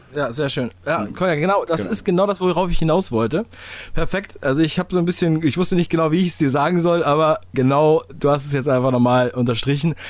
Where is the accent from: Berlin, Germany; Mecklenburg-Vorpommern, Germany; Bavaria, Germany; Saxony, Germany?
Berlin, Germany; ich komme aus, äh, aus Ostberlin